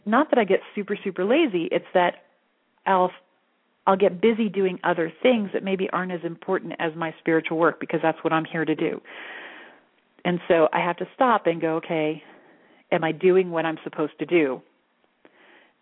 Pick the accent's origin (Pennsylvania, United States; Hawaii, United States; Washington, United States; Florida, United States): Florida, United States; Altamonte Springs; now in Sedona, United States; I grew up in Altamont Springs, Orlando area.